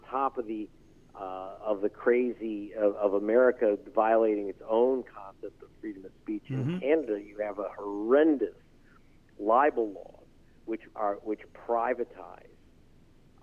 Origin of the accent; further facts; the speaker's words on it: United States; As an American